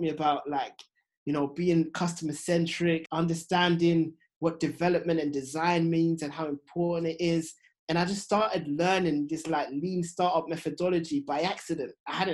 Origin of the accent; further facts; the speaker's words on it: London, United Kingdom; I felt like I had a very Ghanaian upbringing, even though I was born in London